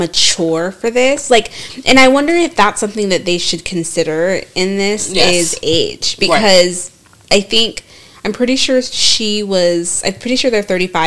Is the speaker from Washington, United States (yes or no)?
yes; Seattle, Washington, United States; I'm from Seattle.